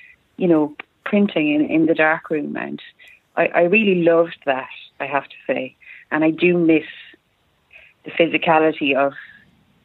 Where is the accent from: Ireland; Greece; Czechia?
Ireland; County Tipperary, Munster; I'm from County Tipperary in Ireland, which is in the southeast of Ireland